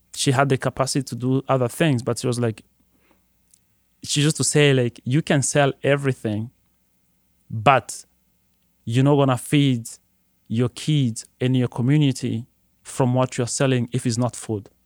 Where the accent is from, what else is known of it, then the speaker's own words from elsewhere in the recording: Burundi; moved away as an adult; now in Detroit, United States; Growing up in Burundi